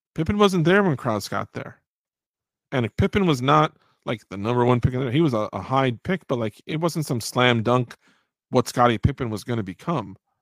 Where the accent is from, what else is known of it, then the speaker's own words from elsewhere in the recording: United States; I'm an American